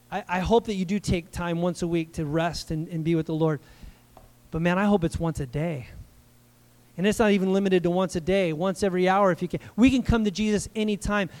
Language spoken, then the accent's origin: English; United States; I'm an American